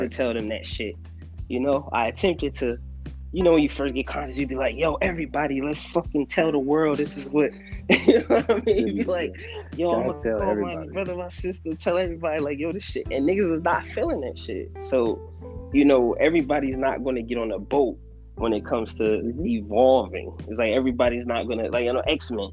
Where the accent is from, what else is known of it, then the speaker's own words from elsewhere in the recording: United States; us being American black